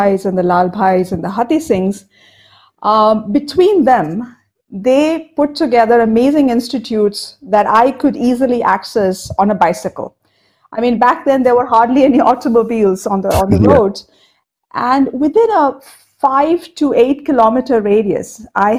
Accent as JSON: {"language": "English", "town": "Ahmedabad", "region": "Gujarat", "country": "India", "tie": "born or raised there", "also_born_or_lived": "Cuttack, Odisha", "said": "I grew up in Ahmedabad in the early 70s and early 80s"}